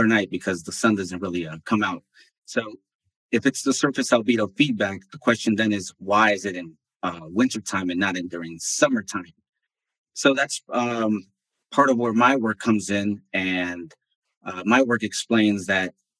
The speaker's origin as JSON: {"language": "English", "country": "United States", "tie": "born or raised there", "also_born_or_lived": "Bolivia", "said": "I moved when I was 4 years old. So I grew up in the States"}